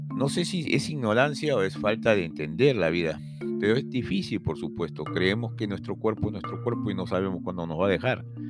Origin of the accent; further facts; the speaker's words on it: Peru; a nosotros como peruanos